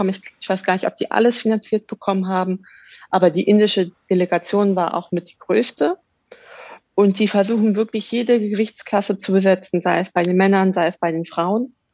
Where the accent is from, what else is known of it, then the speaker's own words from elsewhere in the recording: Berlin, Germany; Ja, ja, ich bin gebürtige Berlinerin.